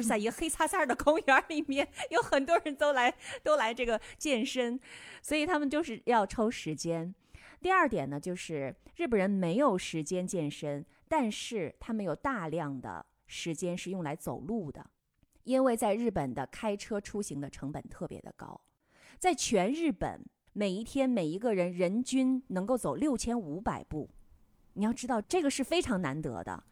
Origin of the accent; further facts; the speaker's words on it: Northeast China, China; 我们东北菜